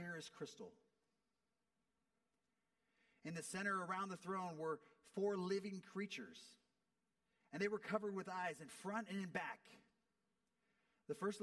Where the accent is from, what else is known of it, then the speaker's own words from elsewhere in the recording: United States; as an American